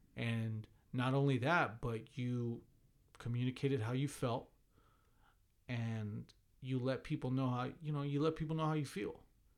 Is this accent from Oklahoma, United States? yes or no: no; Missouri, United States; but hey, I'm from Missouri. I'm from the show me state.